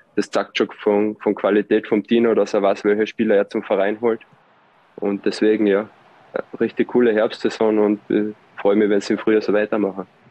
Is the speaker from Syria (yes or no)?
no; Austria; moved away as an adult; now in Switzerland; so oft bekommst du als Österreicher nicht die Chance, in der Schweiz Fußball zu spielen